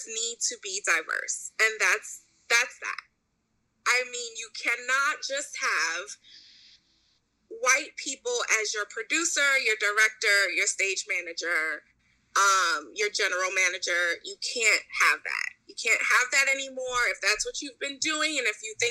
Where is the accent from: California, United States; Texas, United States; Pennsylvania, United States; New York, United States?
New York, United States; New York City; I grew up in New York City